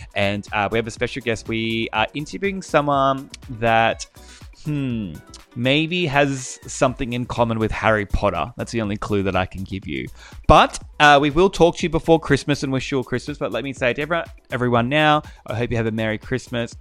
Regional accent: Australia; accent: bogan

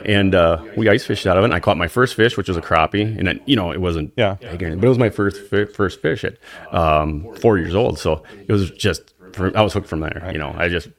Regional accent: Suamico, Wisconsin, United States; Well, I grew up in Swamico.

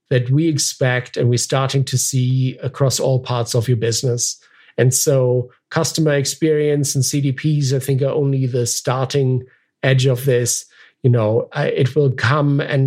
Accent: Germany; moved away; My family, I'm originally from Germany, and so I've visited family there

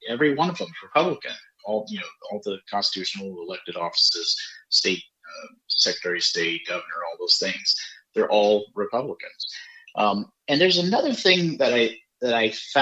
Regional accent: Spartanburg, South Carolina, United States; I'm from Spartanburg

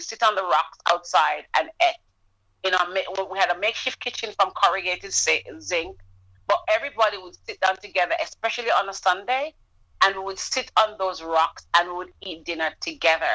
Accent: Jamaica; moved away; we grew up in Jamaica

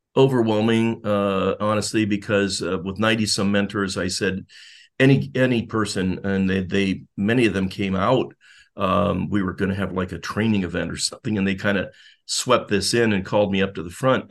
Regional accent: Youngstown, Ohio, United States; moved away as an adult; also born or lived in Singapore / Jacksonville; now in Florida, United States; I'm from Youngstown, uh, area, Northeastern Ohio, born in Youngstown, born and raised

